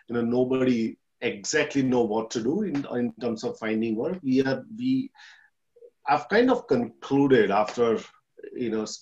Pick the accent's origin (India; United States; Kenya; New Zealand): India; moved away as an adult; now in Australia; I'm from India, came here in Australia in 2007 as a migrant